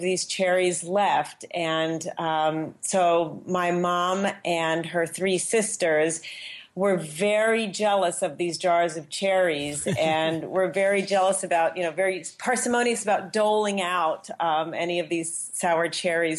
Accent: outside of Princeton, New Jersey, United States; also born or lived in Yonkers, New York; I was actually born in Yonkers, New York. So I'm a native New Yorker, and I grew up in New Jersey, exit 9, so outside of Princeton.

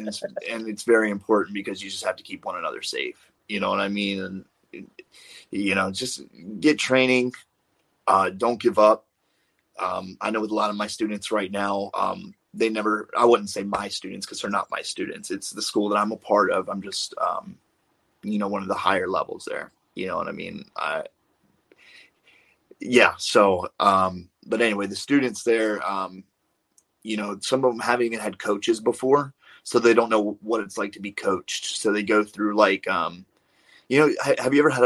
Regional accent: Maryland, United States; I'm from Maryland

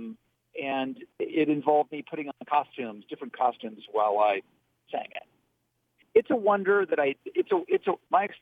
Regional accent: Dayton, Ohio, United States; moved away; also born or lived in Oakwood, Ohio; the reason we moved from Oakwood was to work for the city of Dayton. He had to live in the city of Dayton. I guess Oakwood was a suburb at that time. So we moved to Five Oaks

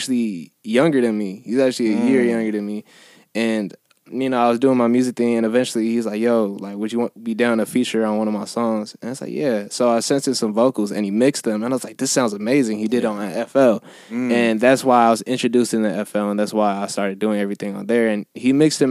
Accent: Carson, California, United States

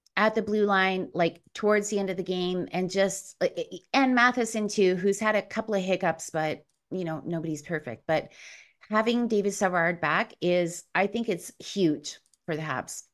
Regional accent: Chile; moved away; I was born in Chile.

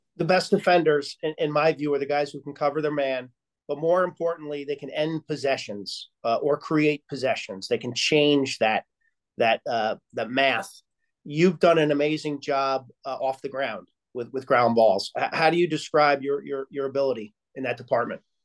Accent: Lynbrook, New York, United States; I'm from Lynbrook, Long Island

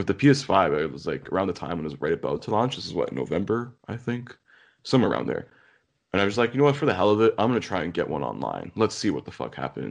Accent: Canada; I'm Canadian, but like, I don't fucking live in the North

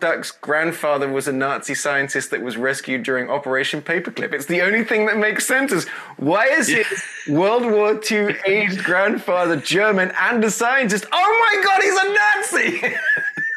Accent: United Kingdom; as a Brit

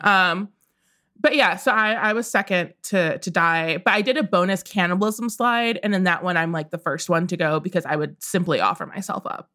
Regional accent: Midwest, United States; I grew up in the Midwest

